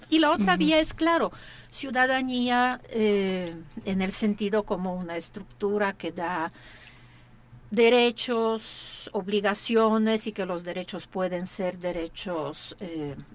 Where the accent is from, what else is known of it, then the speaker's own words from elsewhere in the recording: Mexico; yo creo que sí hay un momento muy bueno para replantear eh, quiénes somos como mexicanos